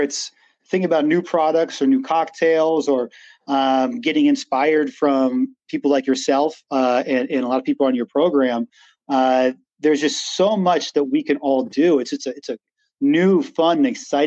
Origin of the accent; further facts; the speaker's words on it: Western Massachusetts, United States; I grew up in Western Massachusetts, had a kind of like woods surrounding us